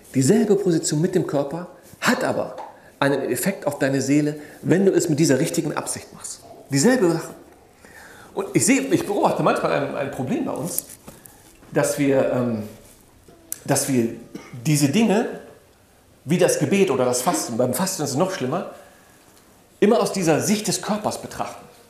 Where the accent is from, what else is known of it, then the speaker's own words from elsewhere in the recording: Germany; Ich bin in diesem Land groß geworden. Ich bin hier geboren, aufgewachsen